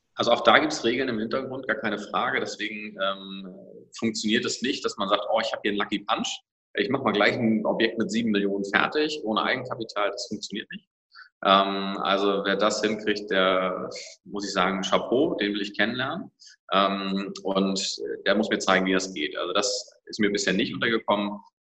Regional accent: Schleswig-Holstein, Germany; ich komme aus Schleswig-Holstein

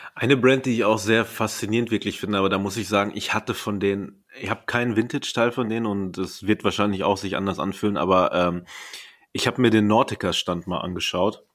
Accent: Paderborn, North Rhine-Westphalia, Germany; now in Berlin, Germany; ich komme aus Paderborn

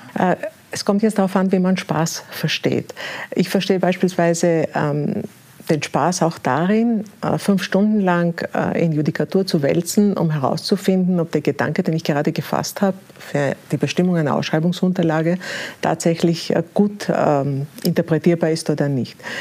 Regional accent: Greece; moved away; also born or lived in Austria / Berlin, Germany; ich bin gebürtige Griechin

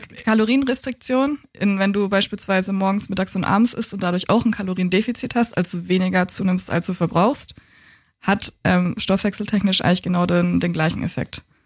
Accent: Coburg, Bavaria, Germany; moved away as an adult; also born or lived in Hamburg; now in Berlin, Germany; ich bin in Coburg aufgewachsen und geboren, bin dann 2012 nach Hamburg gegangen zum Studieren und 2015 nach Berlin

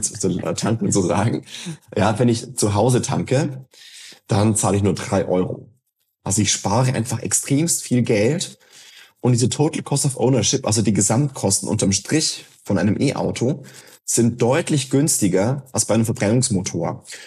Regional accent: Germany; now in Berlin, Germany; ich wohne in Neunkirchenreuth, wo ich geboren bin und aufgewachsen bin

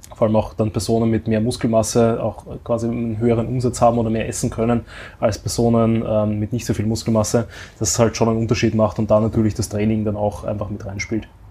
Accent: Austria; bei uns in Österreich

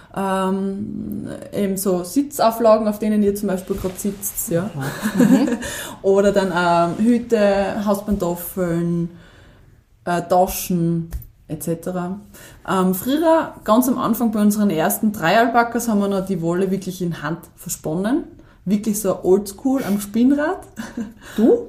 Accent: Weiz, Styria, Austria; also born or lived in Kumberg; ursprünglich komme ich eigentlich aus Weiz, ja, das ist jetzt von dort 20 Minuten entfernt. Ähm, bin sehr ländlich aufgewachsen

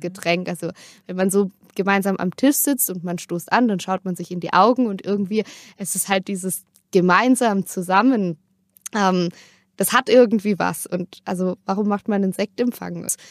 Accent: Durbach, Baden-Württemberg, Germany; moved away as an adult; now in Freiburg, Germany; bei uns im Dorf, wo ich aufgewachsen bin in Durbach

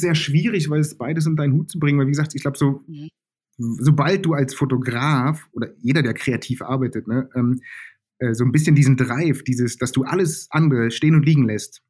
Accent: Germany; groß geworden bin ich im Westen von Berlin

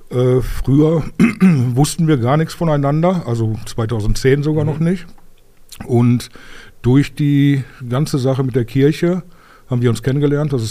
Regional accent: Bottrop, North Rhine-Westphalia, Germany; Ich bin Urbottropper, ich bin in Bottrop geboren. Bin mein, ja, eigentlich mein Leben lang hier gewesen.

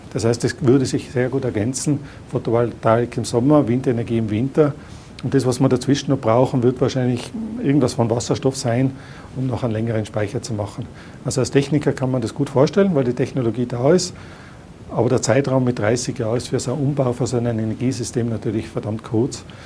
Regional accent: Tyrol, Austria; als Tiroler

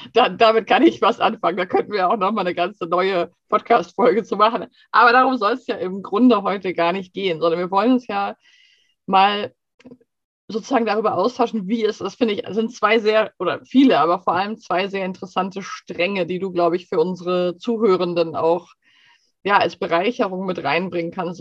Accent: Germany; now in Sweden; wir als Deutsche

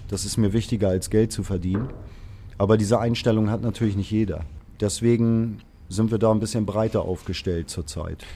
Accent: Hamburg, Germany; ich bin mhm. ge gebürtiger Hamburger

